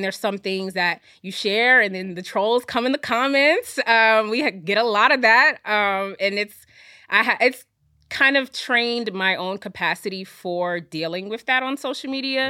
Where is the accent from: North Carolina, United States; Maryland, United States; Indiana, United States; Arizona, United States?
North Carolina, United States; Fayetteville; now in New York, United States; I was actually born in New York. I grew up in North Carolina